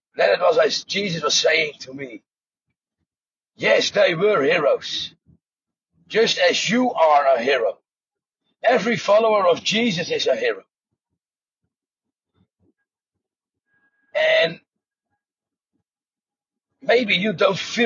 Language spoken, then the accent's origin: English; Netherlands; I'm from Holland